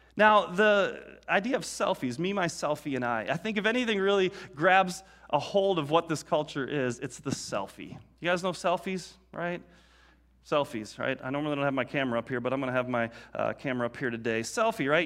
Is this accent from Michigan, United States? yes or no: yes; Detroit, Michigan, United States; growing up in Detroit